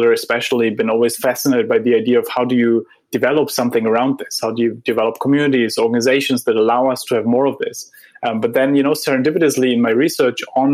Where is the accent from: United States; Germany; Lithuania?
Germany; Heidelberg, Baden-Württemberg; moved away; I grew up in Heidelberg, where Goethe and Schiller wrote their poems